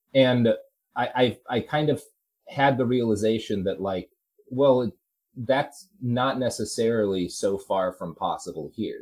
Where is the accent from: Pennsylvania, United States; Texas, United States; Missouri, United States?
Texas, United States; moved away as an adult; I grew up in Texas. I lived there for 20 years.